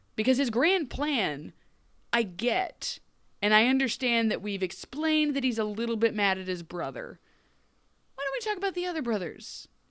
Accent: United States; I, as an American

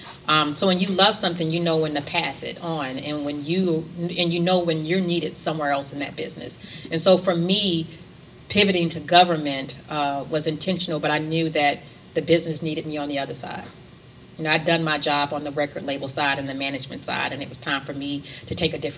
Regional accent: the South, United States; also born or lived in New York; now in Atlanta, United States; I'm from the South

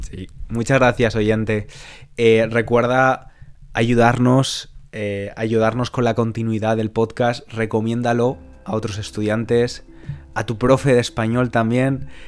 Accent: Spain; moved away as an adult; now in United Kingdom; Soy, pues, español.

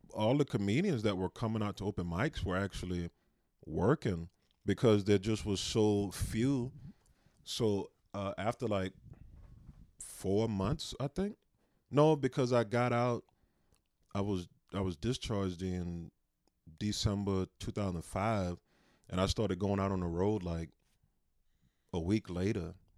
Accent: South Carolina, United States; moved away as an adult; also born or lived in San Antonio, Texas; now in Spokane, United States; I grew up in South Carolina.

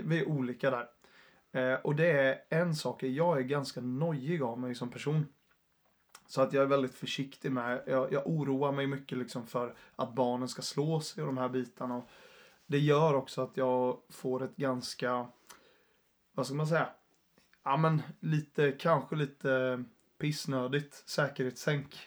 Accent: Jönköping, Jönköping County, Sweden; also born or lived in Uppsala; Jag är från Jönköping ursprungligen

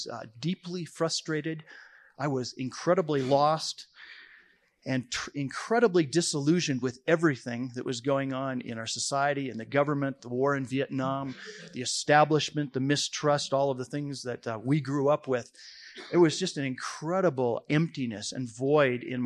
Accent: Bozeman, Montana, United States; So I returned to Bozeman

